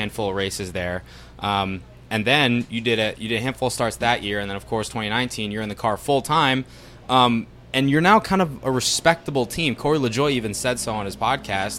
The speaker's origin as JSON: {"language": "English", "region": "East Coast", "country": "United States", "said": "I'm from the East Coast"}